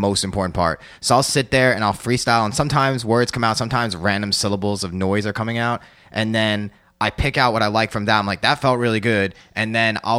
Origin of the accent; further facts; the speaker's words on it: New York, United States; being a New Yorker and being half white